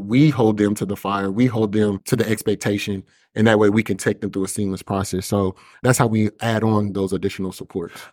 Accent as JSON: {"language": "English", "town": "Kansas City", "region": "Missouri", "country": "United States", "tie": "born or raised there", "said": "I grew up in Kansas City, Missouri, predominantly the six four one three oh area code"}